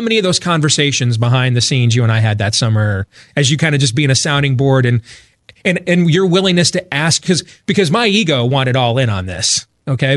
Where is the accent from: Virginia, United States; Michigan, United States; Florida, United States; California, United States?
Michigan, United States; Grand Rapids; now in Des Moines, United States; I grew up in Grand Rapids, Michigan